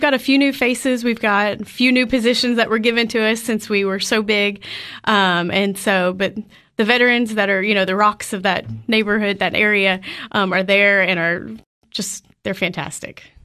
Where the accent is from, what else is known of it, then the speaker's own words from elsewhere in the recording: Clarksville, Tennessee, United States; I grew up in Clarksville and came to Tech